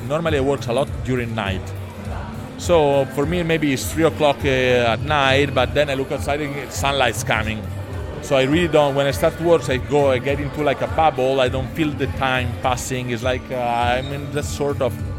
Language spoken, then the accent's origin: English; north of Milan, Lombardy, Italy; English is a second language; moved away as an adult; also born or lived in New York; I grew up in Italy, north of Milan, in the middle of the countryside.